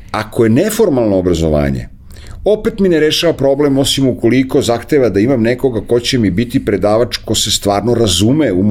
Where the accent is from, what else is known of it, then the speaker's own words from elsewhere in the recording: Serbia; jedini Srbin koji je to završio